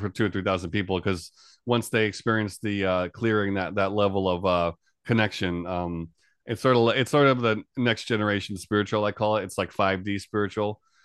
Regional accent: New York area, United States; moved away as an adult; now in Japan; I'm originally from New York area of the U S. I've been in Japan here for about a total of almost, coming up on twenty years

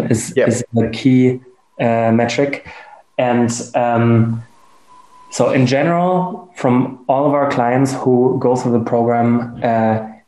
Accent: Germany; accent: German; English is a second language; my German accent

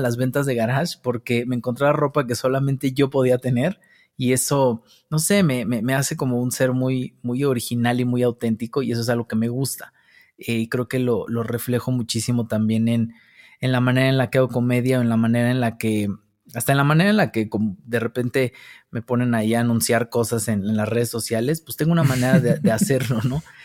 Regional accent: Mexico City, Mexico; Yo nazco al sur de la Ciudad de México, por San Jerónimo, por allá. Eh, de, allá soy, de la colonia San Francisco Contreras, que es pues allá arribita como por los dinamos. Allá crecí con mis abuelos

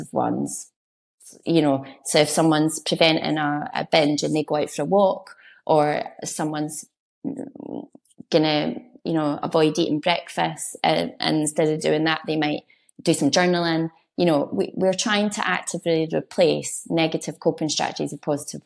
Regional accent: Edinburgh, Scotland, United Kingdom; I'm from Edinburgh, so I'm not a country girl

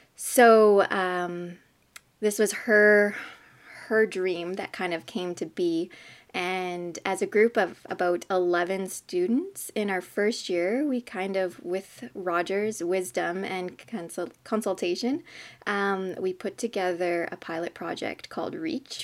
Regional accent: southern Manitoba, Canada; I grew up in a small southern Manitoba hamlet, I guess. It's called New Birth Hall

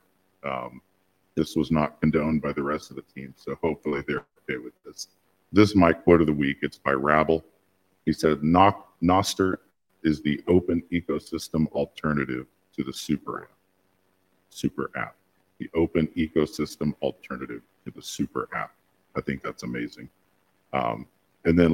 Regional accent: the U.S. South, United States; I'm from the South, the U.S. South

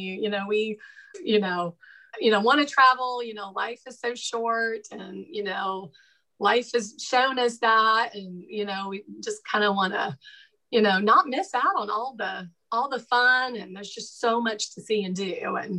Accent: Indiana, United States; I grew up in Indiana

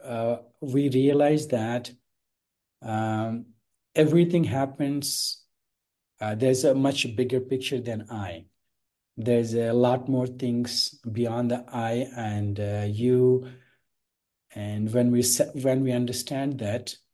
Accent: India; The base is I am born in India

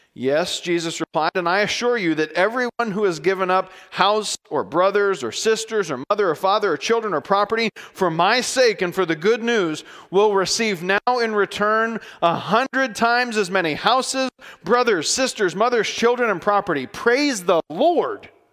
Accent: United States; we're American and culturally speaking, everything is okay for us

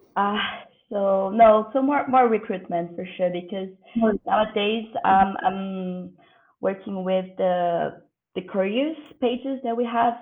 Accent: Brazil; I'm from Brazil

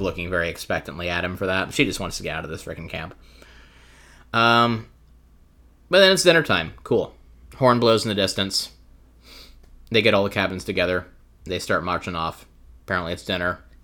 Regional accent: the South, United States; I grew up in the South

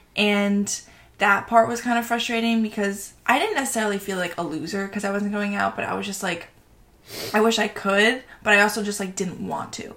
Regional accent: Long Island, New York, United States; from Long Island, New York

